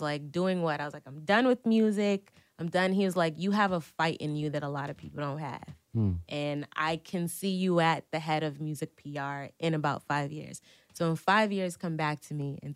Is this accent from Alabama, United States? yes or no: no; New York City, New York, United States; I'm from Brooklyn